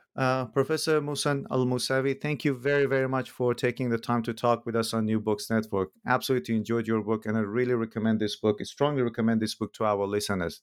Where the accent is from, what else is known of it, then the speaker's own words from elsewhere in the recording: Iran; moved away; I'm originally from Iran